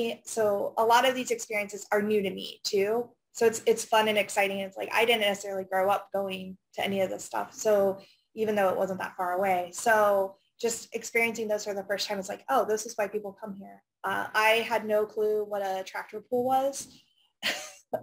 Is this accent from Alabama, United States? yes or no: no; Findlay, Ohio, United States; I grew up in Findlay.